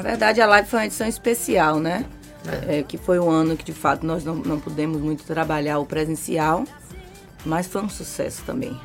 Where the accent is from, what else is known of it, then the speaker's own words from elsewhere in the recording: Bahia, Brazil; Eu sou baiana